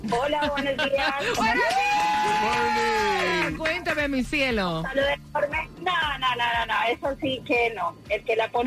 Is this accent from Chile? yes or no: no; Nicaragua; Yo soy nicaragüense.